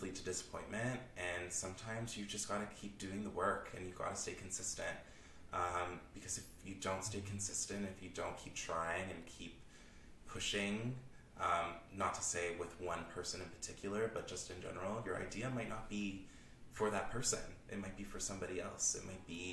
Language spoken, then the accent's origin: English; Toronto, Ontario, Canada; I am from Scarborough. I'm born and raised in Scarborough.